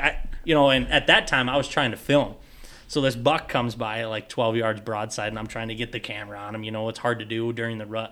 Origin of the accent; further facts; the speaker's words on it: Hayfield, Minnesota, United States; moved away as an adult; also born or lived in South Central Iowa / Ontario, Canada; I'm from Southeast Minnesota too